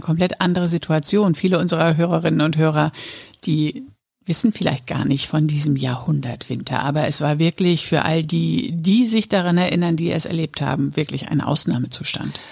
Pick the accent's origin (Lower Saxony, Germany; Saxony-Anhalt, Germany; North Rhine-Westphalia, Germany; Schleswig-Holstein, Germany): Lower Saxony, Germany; Papenburg; im Norden Niedersachsens, in Papenburg, wo ich aufgewachsen bin